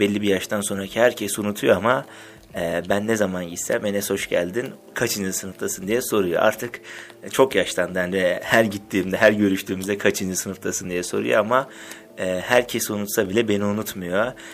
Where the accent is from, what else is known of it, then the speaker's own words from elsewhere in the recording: Black Sea Region, Turkey; benim mesela Karadenizliyim ben